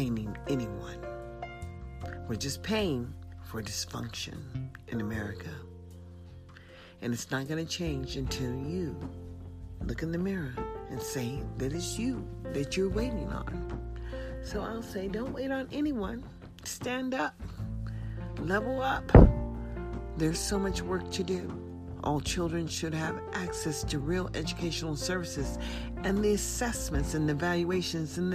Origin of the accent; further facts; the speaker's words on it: United States; as an American